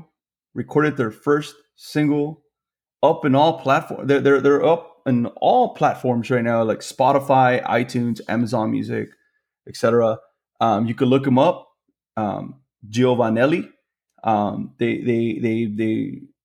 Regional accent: Laredo, Texas, United States; I'm born and raised here in Laredo, Texas.

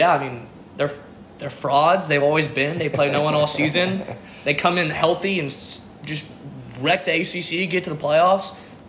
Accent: Columbia, South Carolina, United States; I'm from Columbia. Grew up with Clemson fans all my life

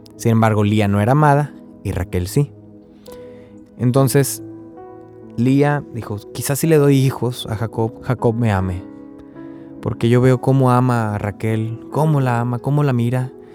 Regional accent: Río Bravo, Tamaulipas, Mexico; now in Corpus Christi, United States; yo soy de Río Bravo, Tamaulipas, pero ahorita estoy viviendo en Texas, en Corpus Christi

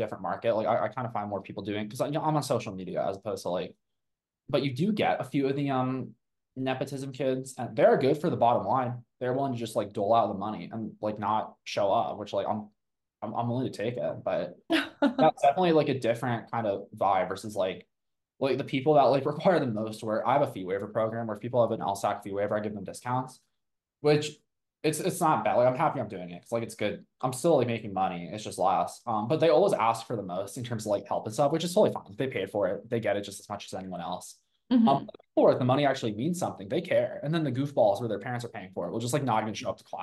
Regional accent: Boulder, Colorado, United States; I grew up, I think, like a 5-minute walk from the law school in Boulder. I'm from Boulder initially

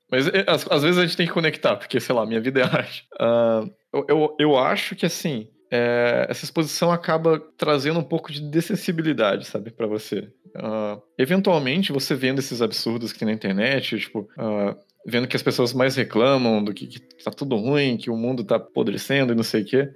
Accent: Caçapava, São Paulo, Brazil; moved away; a minha cidade natal, a cidade de Caçapava

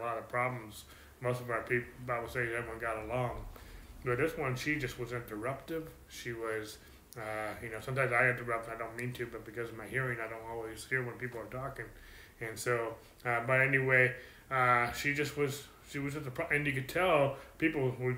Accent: California, United States; I'm from California and I'm a pastor

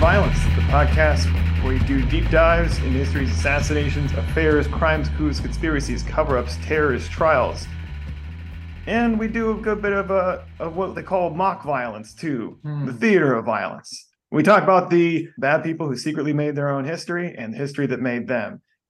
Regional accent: Texas, United States; especially since I grew up in Texas

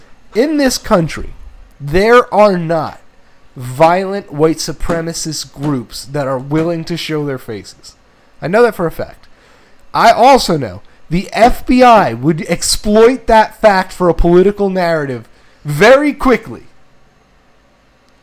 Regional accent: New Jersey, United States; we're from Jersey

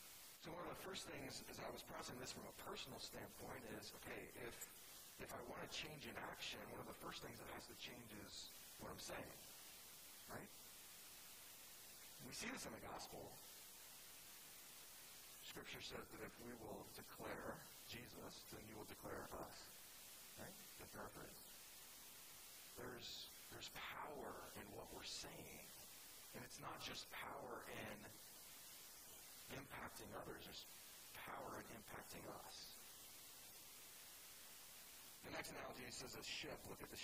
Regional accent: California, United States; Like, I'm from California, and I looked at the city from East Boston once

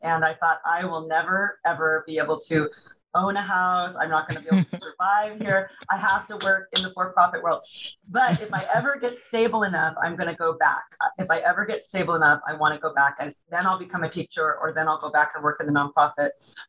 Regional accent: Bay Area, California, United States; also born or lived in Taiwan / Hong Kong; now in Phoenix, United States; I'm from the Bay Area in California, now more popularly known as Silicon Valley.

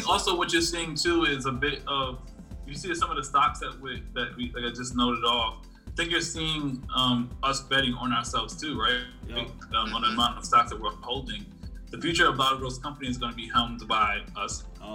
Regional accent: New York City, New York, United States; Growing up in Brooklyn for a, certain period of time

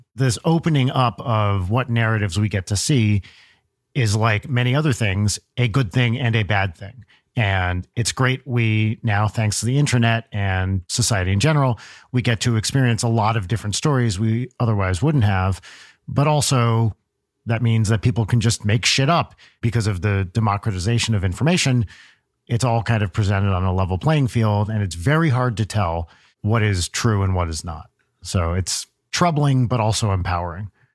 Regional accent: New Jersey, United States; moved away; also born or lived in Los Angeles, United States; I always said uh, remote or remote control growing up in Jersey

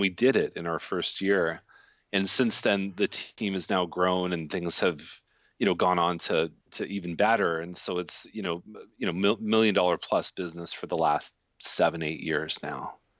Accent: Toronto, Ontario, Canada; now in Milton, Canada; I grew up in Toronto.

